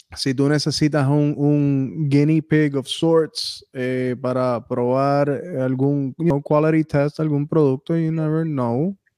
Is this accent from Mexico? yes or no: no; Puerto Rico; un boricua